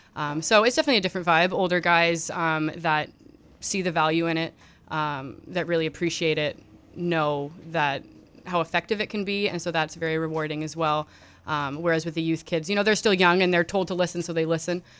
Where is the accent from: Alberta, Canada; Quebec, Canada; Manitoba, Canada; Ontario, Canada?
Ontario, Canada; Ottawa; moved away; it was always in my hometown. Um, so I'm from Ottawa